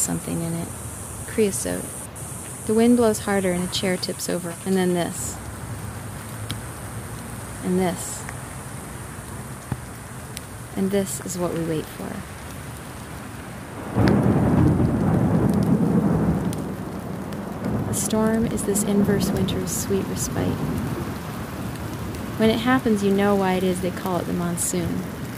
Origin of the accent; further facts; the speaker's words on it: Canada; now in Tucson, United States; I am a Canadian.